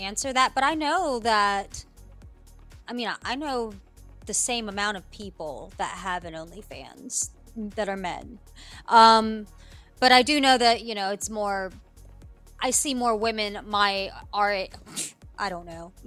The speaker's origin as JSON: {"language": "English", "region": "Appalachia", "country": "United States", "tie": "born or raised there", "also_born_or_lived": "New Delhi, India"}